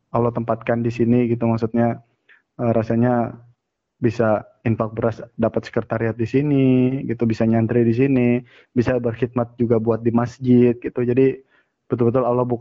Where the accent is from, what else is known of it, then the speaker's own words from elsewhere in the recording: Bojonegoro, East Java, Indonesia; Ya wes le, kan saya Jawa Mas Rendi kan? Ya benar. Bojonegoro.